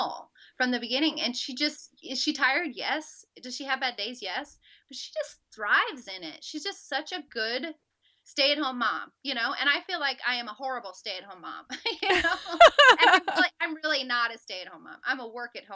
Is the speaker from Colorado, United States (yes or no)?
no; Southern California, United States; moved away as an adult; also born or lived in Auburn, Alabama / Jacksonville, Florida; now in Harrodsburg, United States; I grew up in Southern California